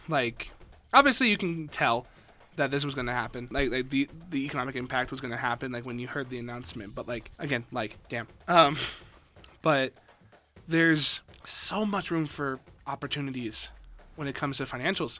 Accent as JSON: {"language": "English", "town": "Las Vegas", "region": "Nevada", "country": "United States", "moved": "as an adult", "lives_now": "Reno, United States", "said": "being from Vegas, also, hi, I'm from Vegas."}